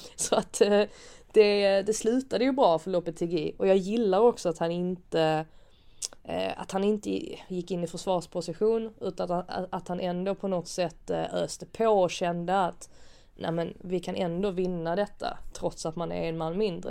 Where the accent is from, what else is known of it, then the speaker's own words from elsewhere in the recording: Sweden; man som svensk